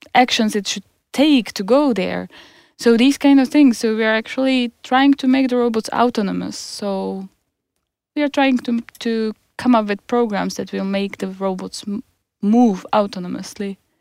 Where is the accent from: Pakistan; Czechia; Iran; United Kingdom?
Czechia; moved away as an adult; now in Stockholm, Sweden; I'm, I'm from Czech Republic. I have been here for five years.